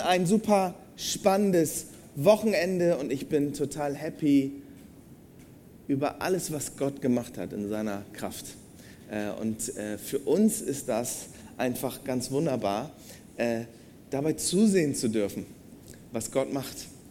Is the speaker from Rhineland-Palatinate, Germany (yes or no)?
no; Bremen, Germany; now in Marburg, Germany; denn ich bin ein Bremer